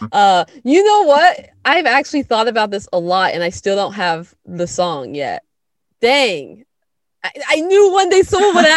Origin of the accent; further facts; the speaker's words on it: Seattle, Washington, United States; we're born and raised in Seattle, Washington, but we're first generation Seattleites